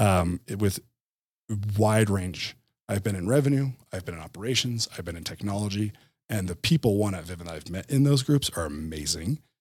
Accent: New Jersey, United States; moved away as an adult; also born or lived in Utah; born and raised in Jersey, like you said, but then moved to, um, Utah

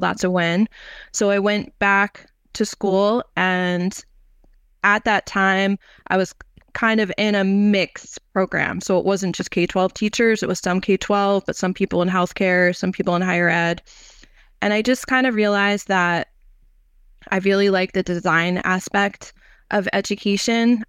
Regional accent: New York, United States; also born or lived in North Carolina; I'm from New York originally

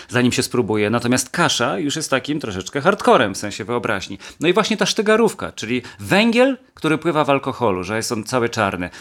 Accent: Świętokrzyskie Voivodeship, Poland; w moich rodzinnych stronach, świętokrzyskiem

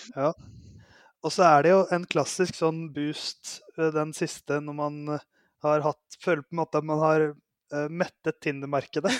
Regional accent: Oslo, Norway; jeg er fra Oslo

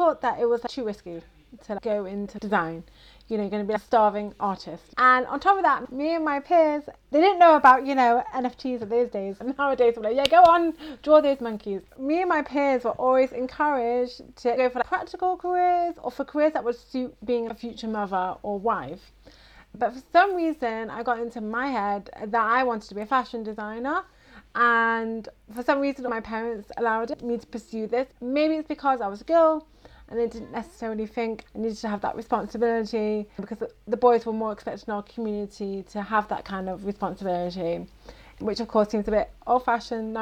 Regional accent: Manchester, North West England, United Kingdom; moved away as an adult; now in Beit Shemesh, Israel; I grew up in Manchester, England, with dreams of being a fashion designer

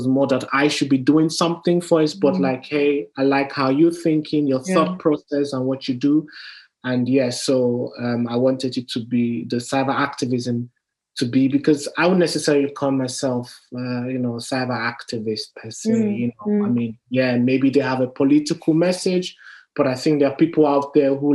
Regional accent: Nigeria; me being Nigerian

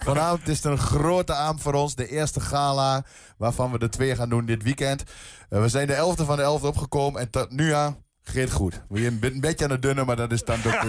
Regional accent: Twente, Overijssel, Netherlands; bij ons in Twente

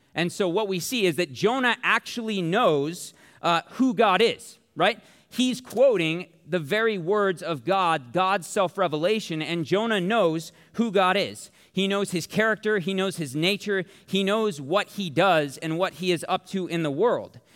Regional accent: Tempe, Arizona, United States; I'm from Tempe, which means I am from Sun Devil Country

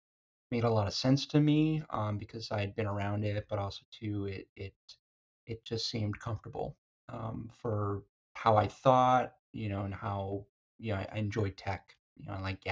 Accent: Arizona, United States; moved away as an adult; now in California, United States; I was born and raised in Arizona.

